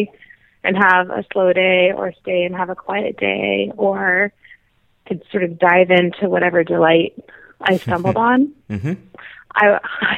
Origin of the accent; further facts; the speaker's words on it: United States; as an American